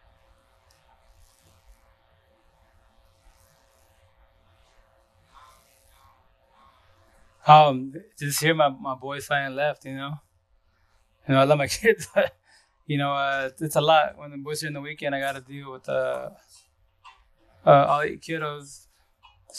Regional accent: Yakima Valley, eastern Washington, United States; also born or lived in Seattle, Washington; I'm from East of Washington, Yakima Valley, which is 3 hours east from Seattle itself. But I was born and raised here

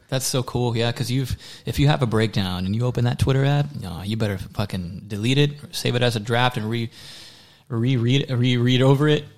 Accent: Waller, Texas, United States; accent: southern drawl; The only thing about Waller in the country is like my accent will slip sometimes

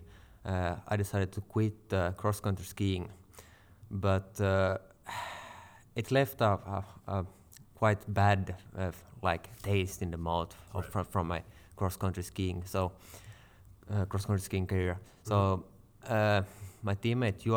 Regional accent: Vaasa, Ostrobothnia, Finland; from Vasa in Finland, and I'm 28 years for the moment.

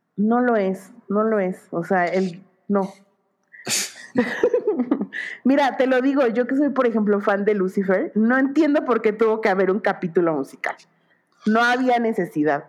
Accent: Mexico

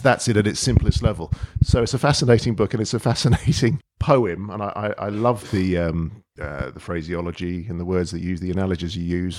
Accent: London, United Kingdom; also born or lived in Mill Hill; I was born and brought up in Edgware, North, North

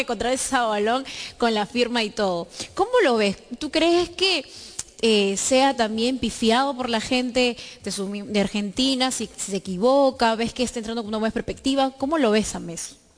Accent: Peru; nosotros como peruanos

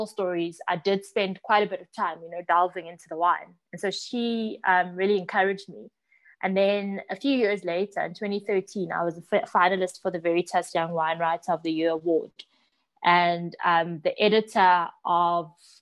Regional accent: Johannesburg, Gauteng, South Africa; growing up in Johannesburg, my parents had a bottle store in an area called Vosloorus

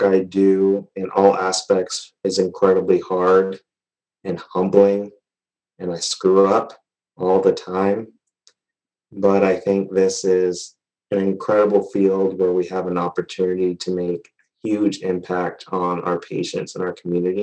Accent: Georgia, United States; moved away as an adult; also born or lived in North Carolina; now in Colorado, United States; I'm originally from Georgia.

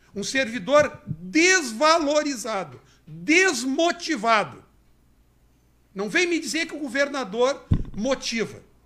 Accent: Porto Alegre, Rio Grande do Sul, Brazil; nós se criamos juntos, nós viemos da periferia de Porto Alegre, nós viemos da Maria da Conceição

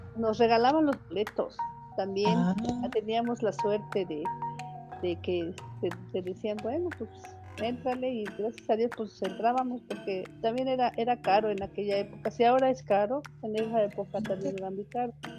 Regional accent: Mexico City, Mexico; soy nativa de esta, de esta colonia, nací aquí en las calles de Antonio Caso, 117

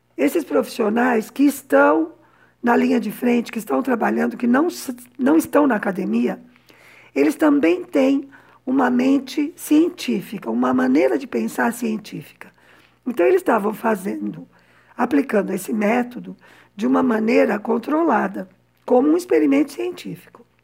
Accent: São Paulo, Brazil; moved away as an adult; also born or lived in Havana, Cuba; now in Cuba; eu cresci num conjunto residencial de uma fábrica no que naquela época era periferia de São Paulo

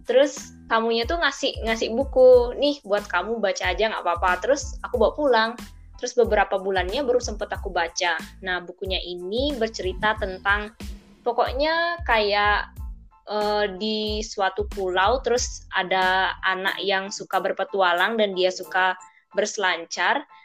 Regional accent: Tabanan, Bali, Indonesia; Aku dari Tabanan, Bali, Indonesia.

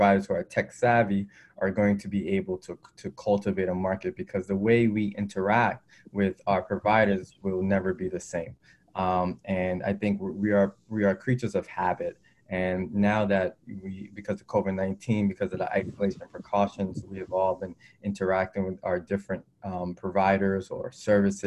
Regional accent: New York City, New York, United States; I grew up in Brooklyn, New York, inner city

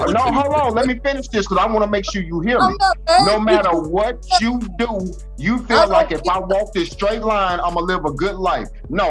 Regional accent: Arkansas, United States; I'm from Arkansas.

